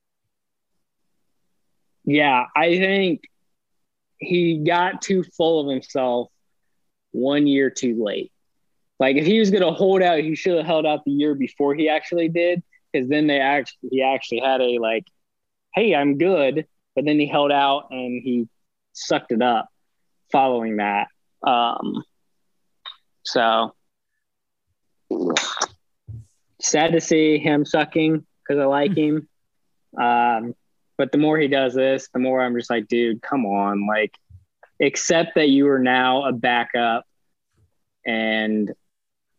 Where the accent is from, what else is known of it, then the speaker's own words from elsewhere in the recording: Indiana, United States; we're from Indiana